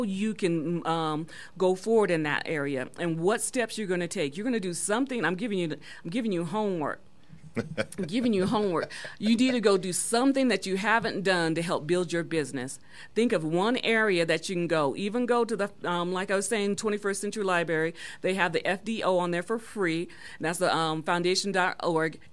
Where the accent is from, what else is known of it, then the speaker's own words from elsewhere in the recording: Colorado Springs, Colorado, United States; I grew up in Colorado Springs